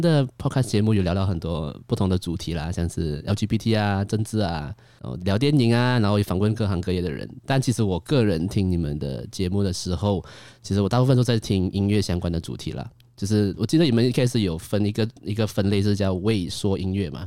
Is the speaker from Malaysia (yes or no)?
yes; Kuala Lumpur, Peninsular Malaysia, Malaysia; 我在西马